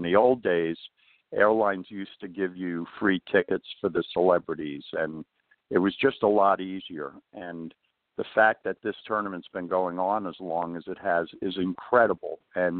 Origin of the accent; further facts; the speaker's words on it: New York, United States; we grew up in New York